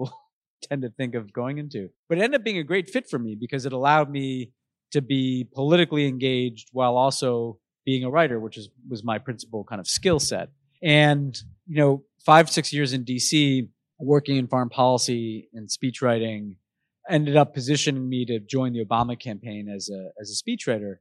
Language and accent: English; New York, United States; Growing up in New York, I was in a very politically aware family.